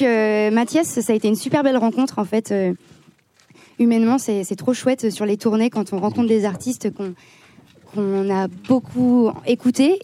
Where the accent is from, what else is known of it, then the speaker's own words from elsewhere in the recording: Lyon, Auvergne-Rhône-Alpes, France; nous on vient de Lyon